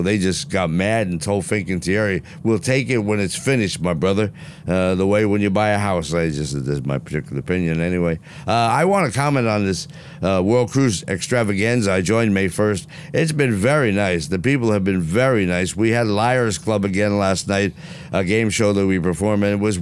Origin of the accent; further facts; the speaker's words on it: New Jersey, United States; I'm from Jersey